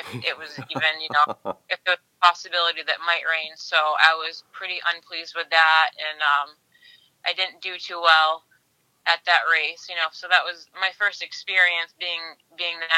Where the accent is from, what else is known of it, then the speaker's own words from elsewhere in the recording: Tilton, New Hampshire, United States; I'm from Tilton, New Hampshire